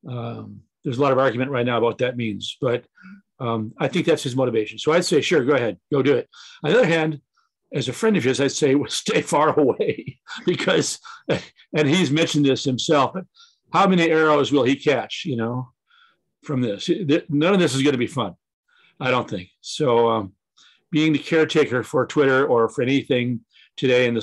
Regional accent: Friday Harbor, Washington, United States; in Friday Harbor, my hometown

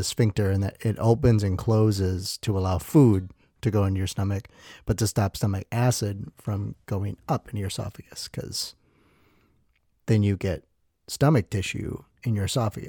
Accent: Milwaukee, Wisconsin, United States; born there; Anyway, so I was born in Milwaukee 2 months early.

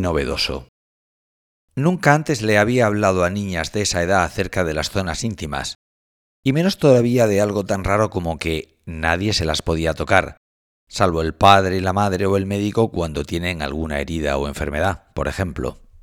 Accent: Cartagena, Region of Murcia, Spain; nací en Cartagena hace 49 años y soy profesor de periodismo en la Universidad de Murcia

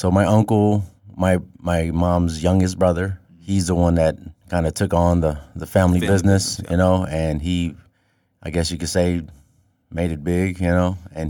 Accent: Chicago, Illinois, United States; So I was born in the South Side of Chicago, raised in the Roseland Pullman area.

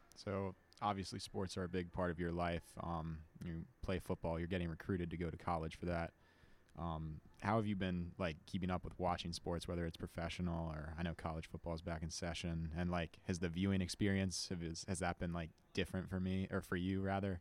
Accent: Lynchburg, Virginia, United States; I'm a senior from Lynchburg, Virginia

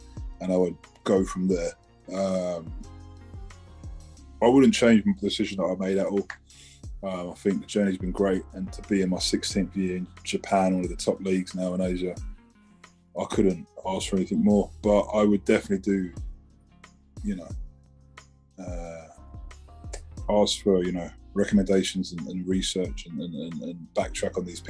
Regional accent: South East England, United Kingdom; It hurts me because I'm from Kent and we thrive to think we had the best fish and chips in the world.

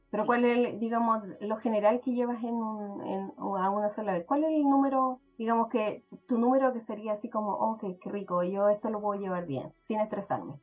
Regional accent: Chile; now in Canada; como chilenas queremos

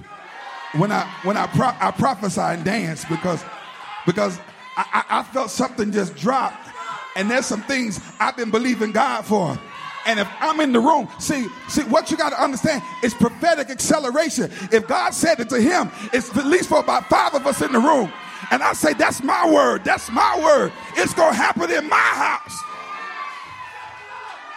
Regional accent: North Carolina, United States; I'm from North Carolina

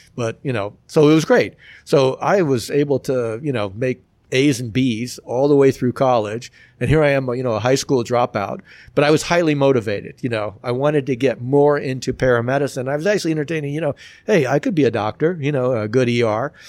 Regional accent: Miami, Florida, United States; growing up in Miami, I mean, we could bike to the beach

